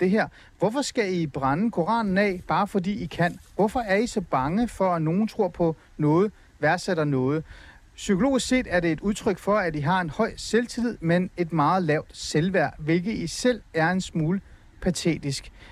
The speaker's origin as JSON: {"language": "Danish", "country": "Denmark", "tie": "born or raised there", "also_born_or_lived": "Iran", "said": "jeg er vokset op i Danmark og anser mig som dansker"}